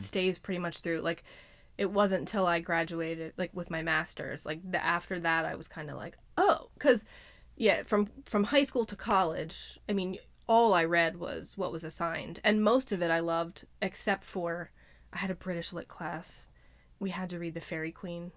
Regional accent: Lititz, Pennsylvania, United States; I've lived here my whole life

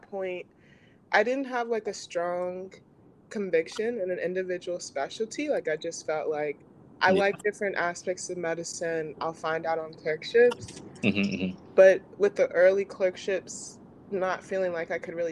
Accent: Central New Jersey, United States; also born or lived in Indiana; I'm from Central New Jersey

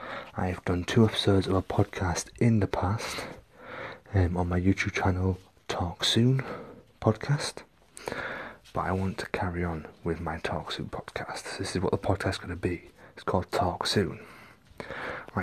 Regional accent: Hull, Yorkshire and the Humber, United Kingdom; moved away as an adult; now in Windsor, United Kingdom; I'm originally from Hull

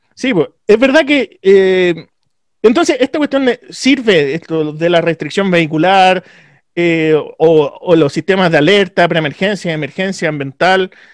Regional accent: Santiago, Santiago Metropolitan Region, Chile; de donde vengo yo, por ejemplo, Cerro Navia, Pudahuel, Renca

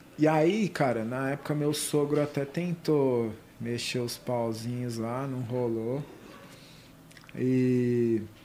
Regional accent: Ribeirão Preto, São Paulo, Brazil; eu nasci no interior, sou de Ribeirão Preto.

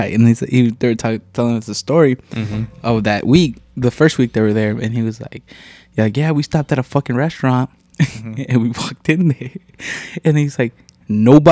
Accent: Rockford, Illinois, United States; I was born and raised in Rockford.

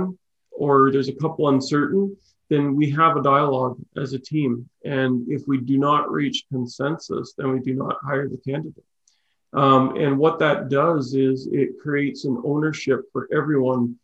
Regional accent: Okotoks, Alberta, Canada; also born or lived in Chatham, Ontario / Prince George, British Columbia / Calgary; now in Cochrane, Canada; I grew up in Okotoks and lived in Calgary and now live in Cochrane.

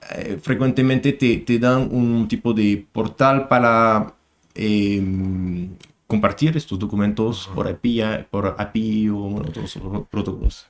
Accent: France; moved away as an adult; now in Chile; un expatriado aquí en Chile. Soy francés

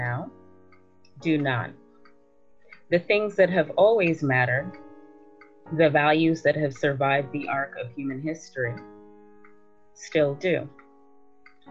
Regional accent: New York, United States; accent: American; moved away as an adult; also born or lived in Guyana / Philadelphia; now in London, United Kingdom; I was born in London. My parents are from Guyana. I lived in Guyana between ages 2 and 9, and then went on to New York

